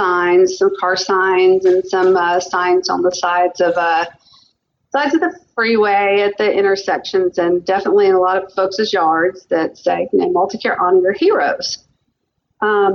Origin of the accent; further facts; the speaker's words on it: the South, United States; now in Spokane area, United States; y'all may hear a little bit of an accent. I am from the South